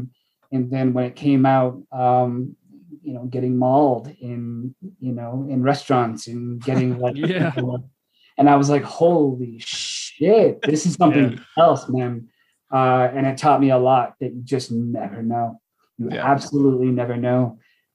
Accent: Washington, United States; moved away; I'm from Washington.

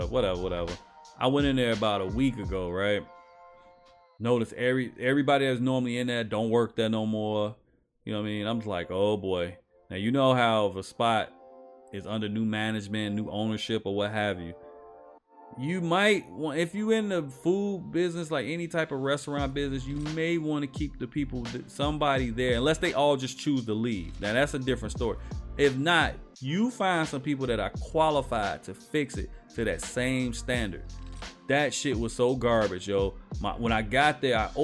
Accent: Chicago, Illinois, United States; I'm from Chicago, we call it pop

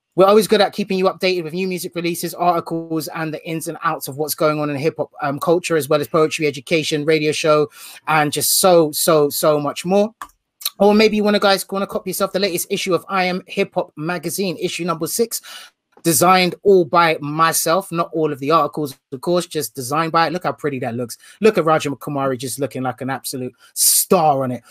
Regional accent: United Kingdom; being from the UK

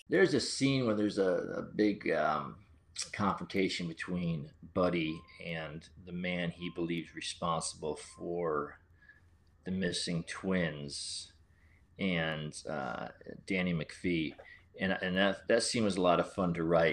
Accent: Central Connecticut, United States; moved away; my hometown

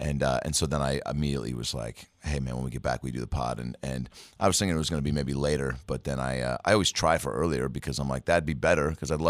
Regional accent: Lake Forest Park, Washington, United States; born or raised there

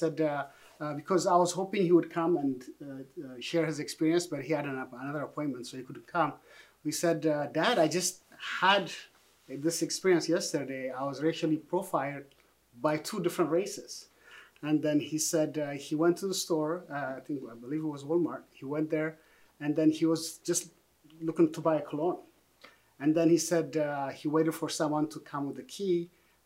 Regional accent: Ethiopia; moved away as an adult; now in United States; I grew up in Ethiopia

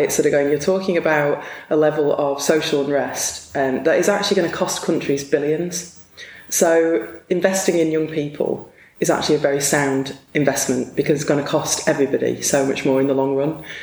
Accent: Blackpool, North West England, United Kingdom; I was born in Blackpool

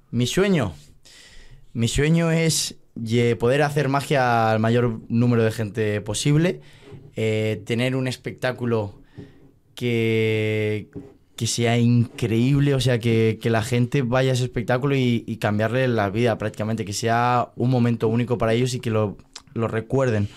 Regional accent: Valencia, Valencian Community, Spain; yo soy de Valencia

